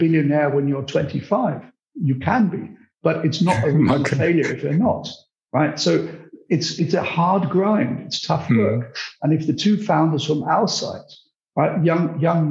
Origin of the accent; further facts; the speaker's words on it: United Kingdom; accent: British; I'm British, as you can hear from my accent, possibly, although my roots are very Central European